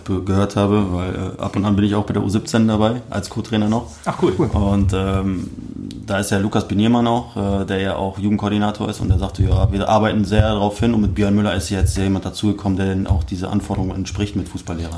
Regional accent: Wuppertal, North Rhine-Westphalia, Germany; also born or lived in Dortmund; ich bin geboren in Wuppertal

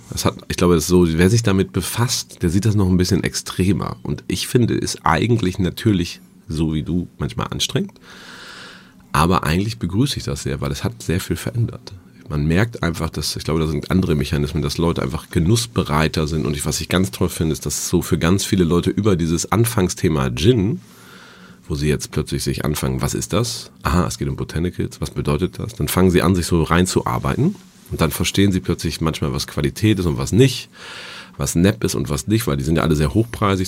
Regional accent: Dinklage, Lower Saxony, Germany; now in Hamburg, Germany; ich komme gewöhnlich aus Dinklage und das, bin aufgewachsen in einem im Landgasthof Meier in Bünne

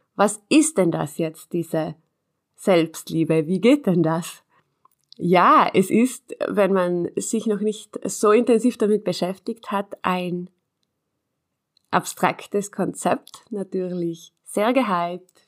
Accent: South Tyrol, Trentino-Alto Adige, Italy; bei uns in Südtirol

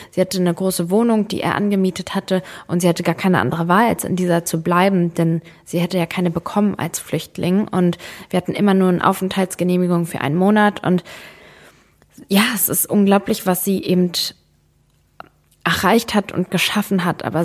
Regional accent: Germany; ich bin Serbin, aber ich habe damit gar nichts zu tun, so ich bin halt in Deutschland groß geworden.

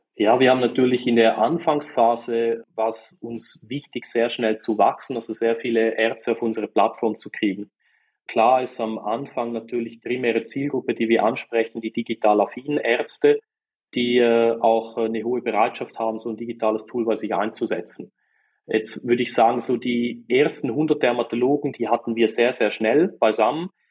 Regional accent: St. Gallen, Switzerland; man hört es auch. Ich komme aus der wunderschönen Schweiz und ganz genau aus der Ostschweiz, aus äh, St. Gallen

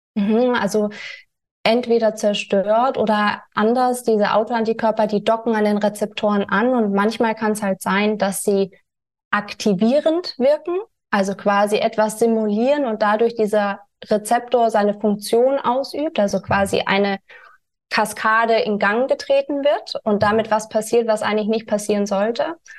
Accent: Germany; also born or lived in California; bin wieder nach Deutschland gekommen

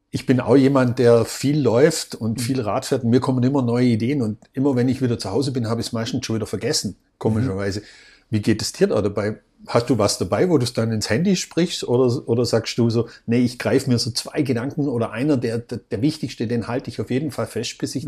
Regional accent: Vorarlberg, Austria; bei uns in Vorarlberg

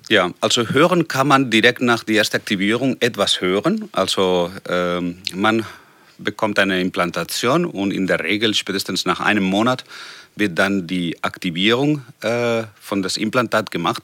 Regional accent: Barcelona, Catalonia, Spain; German is a second language; moved away as an adult; also born or lived in Hannover; nach Barcelona, nach meiner Heimat

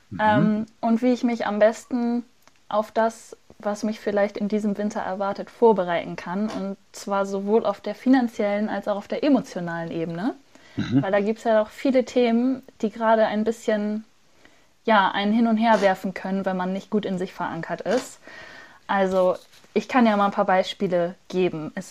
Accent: Hamburg, Germany; In meiner Heimatstadt Hamburg hat beispielsweise gerade das Hamburger Abendblatt eine Umfrage eröffentlicht

